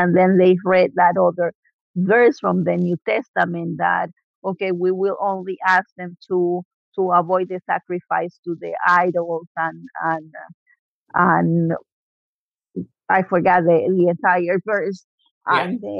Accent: Puerto Rico; moved away; I grew up in Puerto Rico, and I converted to Christianism in Puerto Rico.

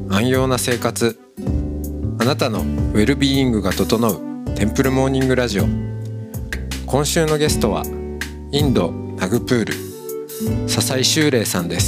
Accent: Otaru, Hokkaido, Japan; 私はあそう同じ北海道の出身ですけれども

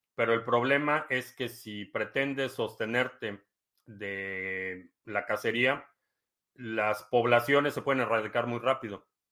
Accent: Mexico City, Mexico; nací en la Ciudad de México, eh, entonces sí la conozco.

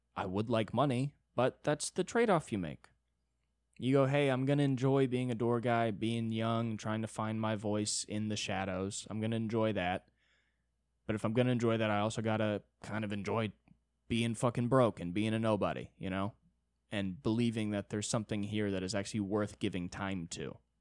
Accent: United States; I'm an American

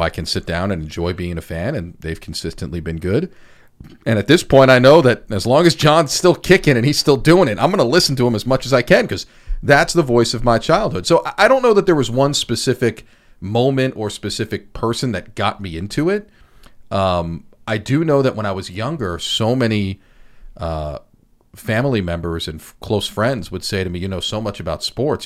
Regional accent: Long Island, New York, United States; growing up on Long Island, I was a sports junkie

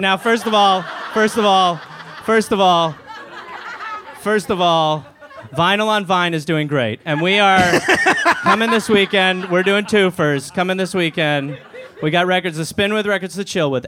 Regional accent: Wisconsin, United States; I'm from Wisconsin

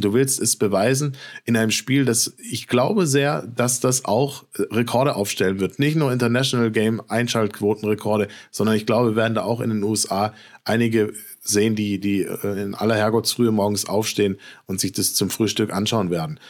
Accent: Frankfurt, Hesse, Germany; Frankfurt, meine Geburtsstadt

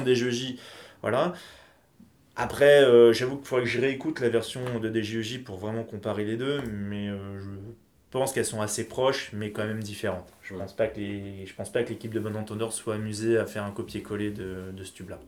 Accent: France; ici chez nous, en France

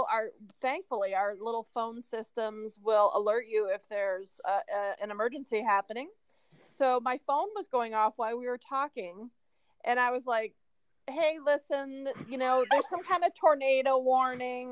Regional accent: Iowa, United States; moved away; I'm from Iowa

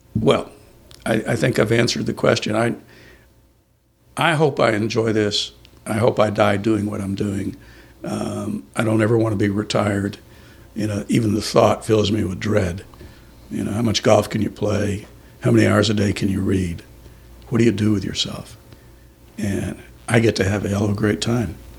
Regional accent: San Antonio, Texas, United States; also born or lived in Colchester, Essex, England; In San Antonio. That's where we grew up.

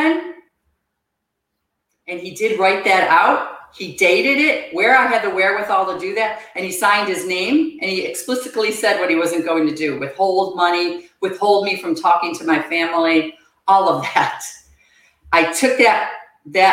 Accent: Buffalo, New York, United States; moved away as an adult; I grew up outside of Buffalo, New York

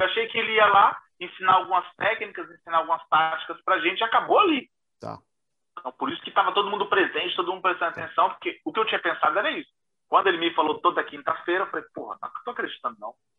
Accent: Diadema, São Paulo, Brazil; now in Paris, France; eu venho de Diadema

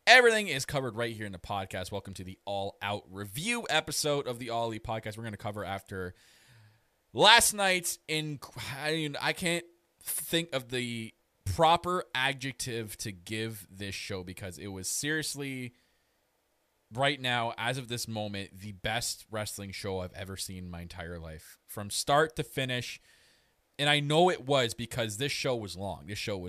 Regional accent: Canada; I am your Canadian Prince.

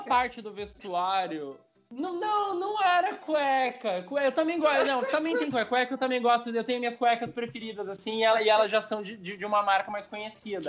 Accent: São Paulo, Brazil; moved away as an adult; now in Curitiba, Brazil; eu sou de São Paulo, eu sou de São Paulo.

